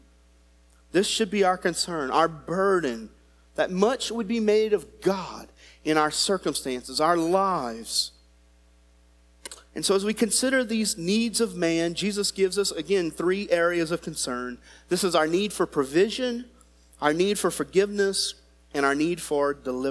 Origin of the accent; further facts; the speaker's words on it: United States; as an American